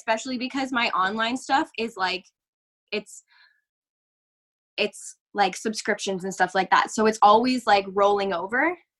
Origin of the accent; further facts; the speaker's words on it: Canada; I'm very lucky to live where I live, even as a Canadian, because even our laws are different province to province